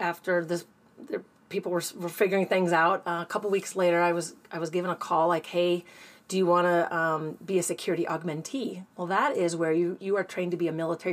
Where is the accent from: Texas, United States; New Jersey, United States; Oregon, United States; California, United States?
Oregon, United States; Forest Grove; moved away as an adult; I grew up near Forest Grove, Oregon. And I went there, that Forest Grove High School District, K-12